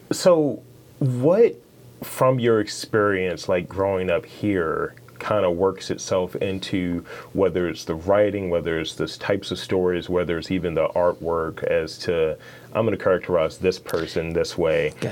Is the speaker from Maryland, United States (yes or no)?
yes; Baltimore, Maryland, United States; also born or lived in Owings Mills, Maryland; I'm from Baltimore, right? But I lived in Orange Mills for a while.